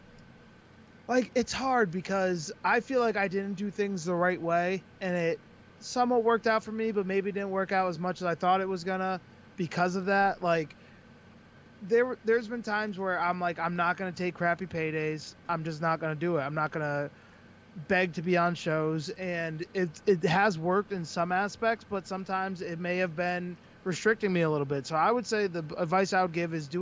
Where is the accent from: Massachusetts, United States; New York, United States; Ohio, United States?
Massachusetts, United States; Springfield; I'm from Springfield, Mass.